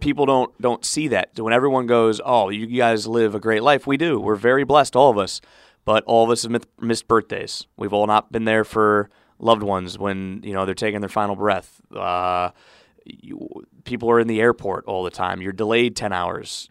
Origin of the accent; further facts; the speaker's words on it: Cleveland, Ohio, United States; moved away; C B S in Cleveland to cover my hometown teams